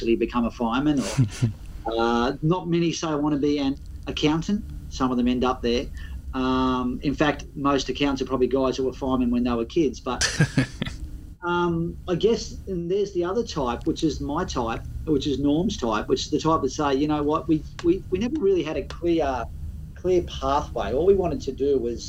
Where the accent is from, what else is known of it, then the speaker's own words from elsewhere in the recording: Byron Bay, New South Wales, Australia; I grew up in Byron Bay.